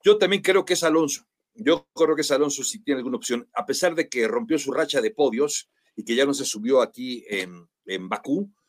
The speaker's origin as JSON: {"language": "Spanish", "country": "Mexico", "said": "nosotros como mexicanos"}